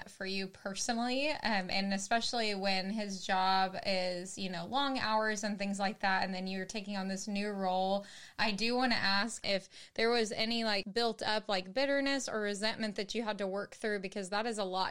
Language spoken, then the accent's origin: English; Texas, United States; in the South, like for Texas, where I grew up